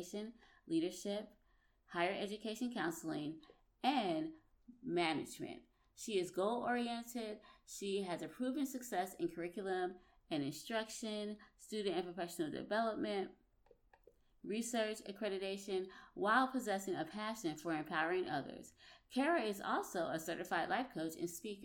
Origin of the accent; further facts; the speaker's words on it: Orangeburg, South Carolina, United States; also born or lived in New Jersey; I was born in New Jersey, and then my parents moved when I was like 10 to Orangeburg, South Carolina.